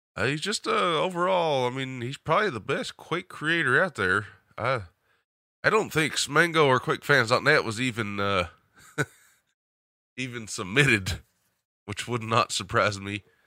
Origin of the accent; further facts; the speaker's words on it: the South, United States; accent: southern; my southern accent and twang